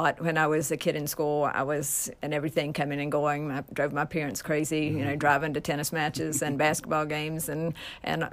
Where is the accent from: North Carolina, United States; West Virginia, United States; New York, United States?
West Virginia, United States; Nitro; I came from Nitro. Nitro was not a huge community either